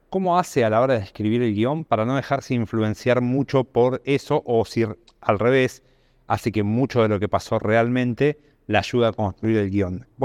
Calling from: Colegiales, Buenos Aires, Argentina; Hola Gabo, ¿cómo te va? Soy … de Colegiales, socio productor de Cinco Pelis

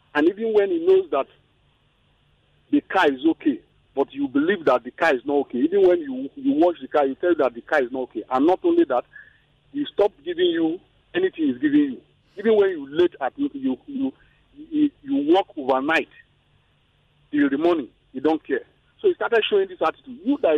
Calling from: Ikeja, Lagos, Nigeria; I'm calling from Ikeja.

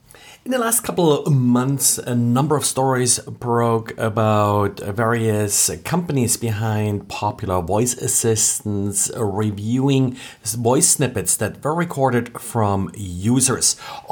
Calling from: Jacksonville, Florida, United States; today I'm recording from Jacksonville, Florida.

